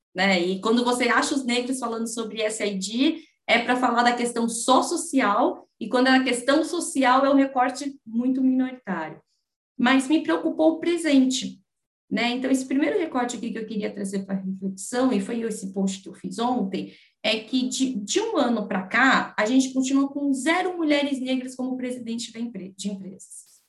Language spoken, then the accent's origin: Portuguese; São Paulo, Brazil; eu aqui nascida e criada em São Paulo